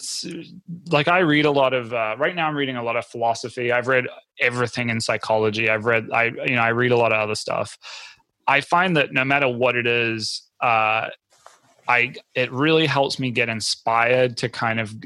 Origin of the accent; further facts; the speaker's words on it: New Zealand; I grew up in New Zealand. We have this crazy coffee culture there